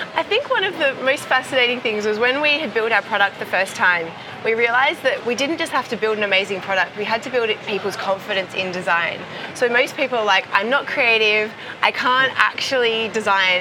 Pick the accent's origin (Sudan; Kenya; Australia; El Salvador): Australia; Perth, Western Australia; Perth, my hometown in, in Australia